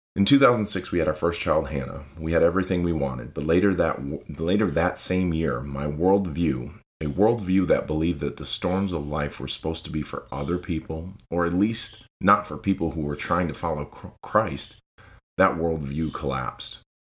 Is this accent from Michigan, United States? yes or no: yes; Lansing, Michigan, United States; moved away as an adult; now in Tennessee, United States; I was born and raised in Lansing, Michigan.